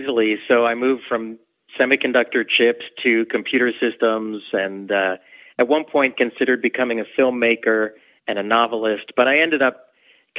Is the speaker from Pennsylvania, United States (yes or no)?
yes; Philadelphia, Pennsylvania, United States; I grew up in Philly